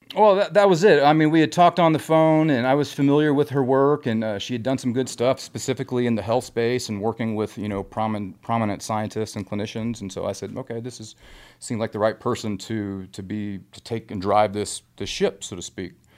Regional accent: Grapevine, Texas, United States; I grew up in Texas

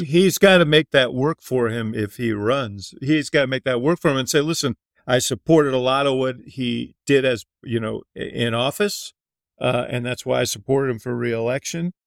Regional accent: Chicago, Illinois, United States; as a Chicagoan

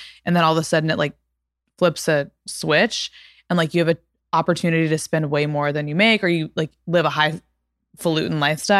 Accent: Texas, United States; No one ever knows I'm from Texas until I start being like, it's kind of like

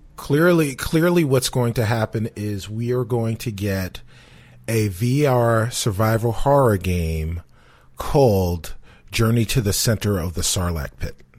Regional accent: New York City, New York, United States; moved away as an adult; now in Chicago, United States; I am from the South Bronx, nine blocks from the stadium.

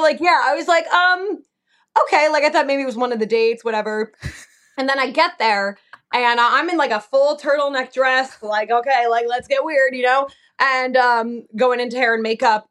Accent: New Jersey, United States; moved away as an adult; also born or lived in Delaware; now in Oregon, United States; I'm from Jersey, like born and raised

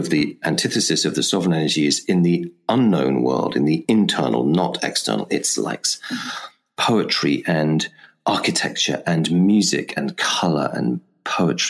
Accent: England, United Kingdom; because I am English after all

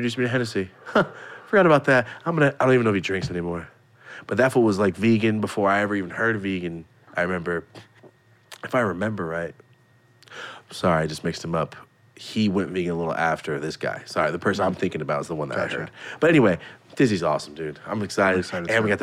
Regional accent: Merced, California, United States; moved away as an adult; also born or lived in Los Angeles; I come from Merced. I still lived in Merced when I went there

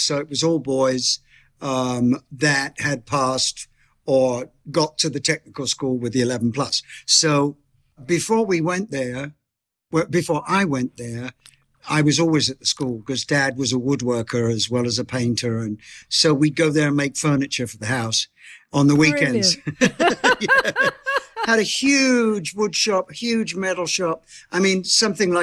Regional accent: Bromley, London, United Kingdom; born or raised there; also born or lived in Beckenham

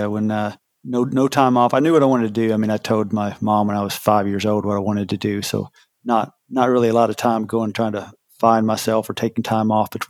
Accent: Kentucky, United States; Yeah, I grew up in Kentucky.

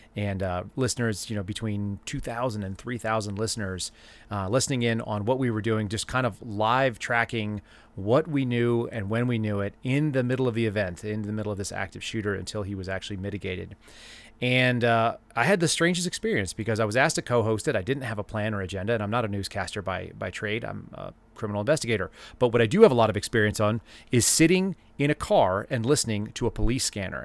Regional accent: Dallas, Texas, United States; when I was a kid, I grew up in Dallas

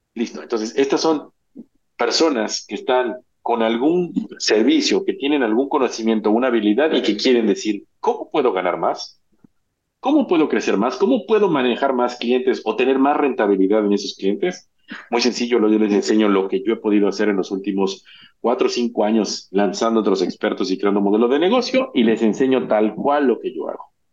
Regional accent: Mexico; soy mexicano

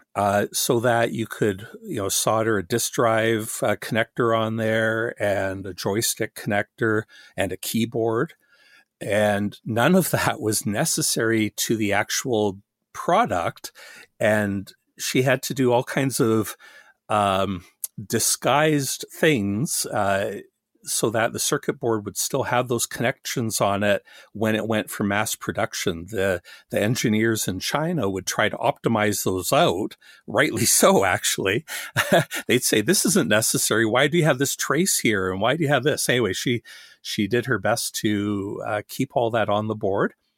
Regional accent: Canada; also born or lived in Australia; I'm Canadian

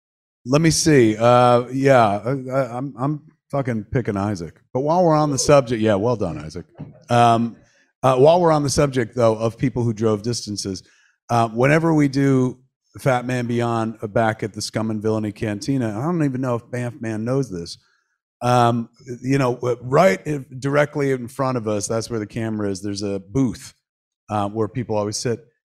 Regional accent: Delaware, United States; now in Alaska, United States; I grew up in Delaware

